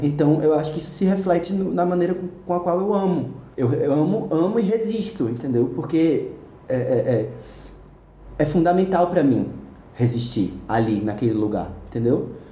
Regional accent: Recife, Pernambuco, Brazil; moved away as an adult; now in São Paulo, Brazil; Nasci em Recife, nascido e criado

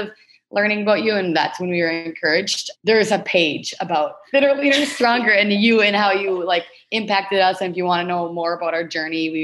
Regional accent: Minnesota, United States; we're from Minnesota

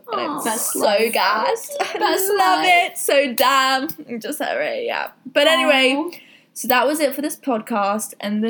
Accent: Texas, United States; I'm from Texas.

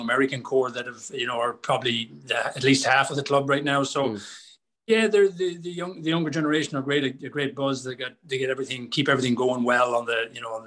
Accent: Cavan, Ulster, Ireland; moved away; I'm from Cavan

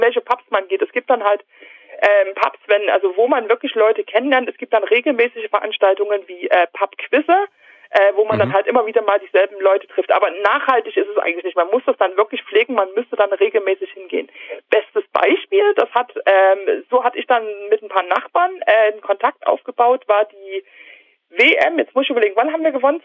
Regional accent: Germany; moved away as an adult; also born or lived in Shannon, Ireland; als Deutsche

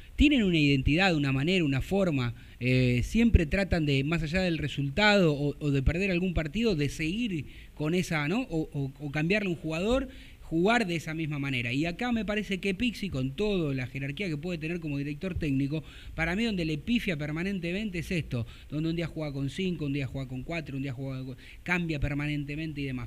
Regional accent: Argentina; nosotros que somos argentinos

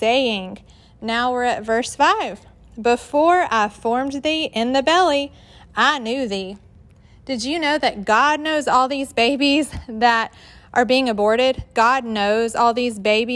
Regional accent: Georgia, United States; accent: southern drawl; moved away as an adult; now in West Virginia, United States; I'm from Georgia, if you can't tell by my accent, that's southern drawl

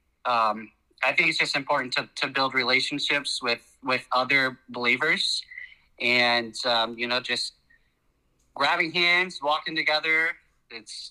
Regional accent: Oklahoma, United States; moved away as an adult; now in Florida, United States; I'm from Oklahoma.

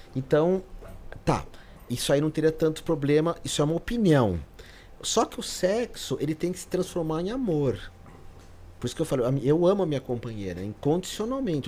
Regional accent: São Paulo, Brazil; foi tudo lá no aeroporto Sim. de Congonhas, onde eu morava. Eu nasci em Moema ali

